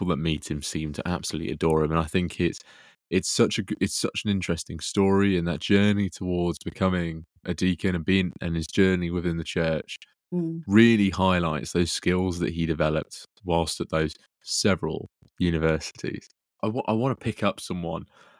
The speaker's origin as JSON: {"language": "English", "town": "Peterborough", "region": "East of England", "country": "United Kingdom", "said": "I'm from Peterborough"}